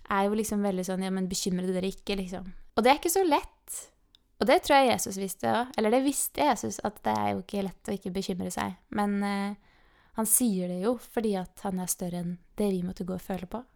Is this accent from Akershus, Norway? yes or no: yes; Eidsvoll, Akershus, Norway; now in Kristiansand, Norway; hjemme i Eidsvoll, liksom, eller her rundt omkring i Kristiansand